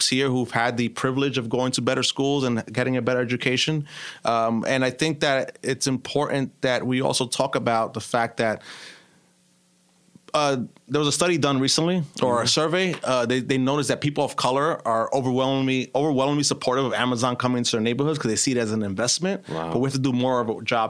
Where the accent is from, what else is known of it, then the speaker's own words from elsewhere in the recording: New York City, New York, United States; We grew up in East New York.